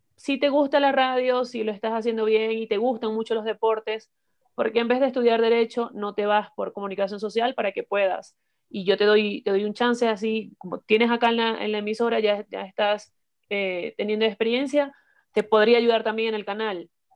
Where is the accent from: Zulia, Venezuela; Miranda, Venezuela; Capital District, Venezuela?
Zulia, Venezuela; Maracaibo; moved away as an adult; now in Ecuador; soy de, Venezuela, de Maracaibo, del estado Zulia